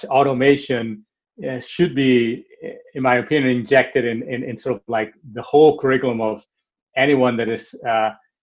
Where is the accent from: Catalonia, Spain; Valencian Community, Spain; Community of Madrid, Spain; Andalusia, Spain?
Catalonia, Spain; Barcelona; moved away; I am originally from Barcelona, so I'm also very connected to the city